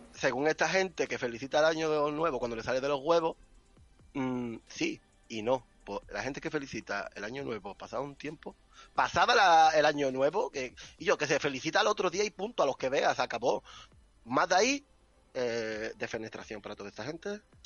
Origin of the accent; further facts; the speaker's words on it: Ardales, Andalusia, Spain; En Ardales, en mi pueblo se llama Ardales